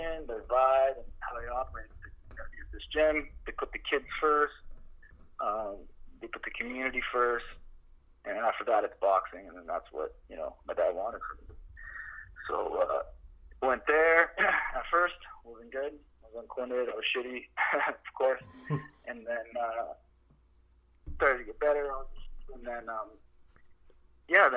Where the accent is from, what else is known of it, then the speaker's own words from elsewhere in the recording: Windsor, Ontario, Canada; moved away as an adult; now in Vancouver, Canada; Three Street in Moy, back in Little Italy